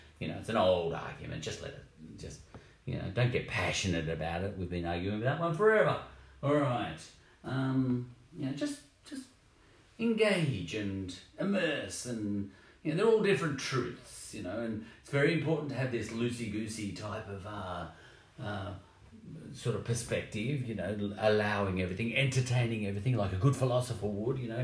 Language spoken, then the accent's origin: English; Australia; I'm Australian